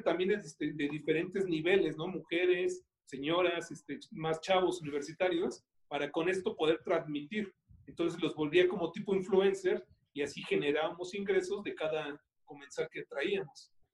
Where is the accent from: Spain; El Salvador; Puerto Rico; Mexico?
Mexico; no solamente como mexicanos